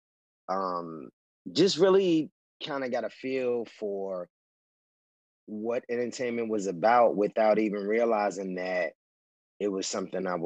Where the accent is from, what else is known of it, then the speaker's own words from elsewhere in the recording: New York, United States; now in Los Angeles, United States; I grew up in New York. I'm from the South Bronx.